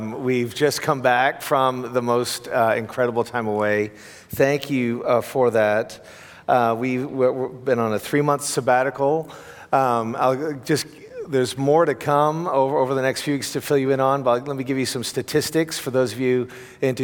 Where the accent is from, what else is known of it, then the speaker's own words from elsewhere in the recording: Canada; moved away; also born or lived in Europe; I'm a Canadian who lived in Europe for 10 years